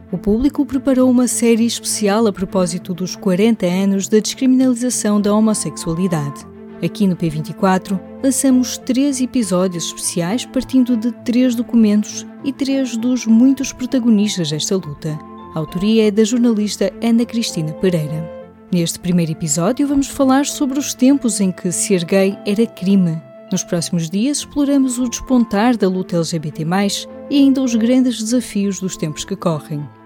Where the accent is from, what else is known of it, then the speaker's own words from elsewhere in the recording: Portugal; sou português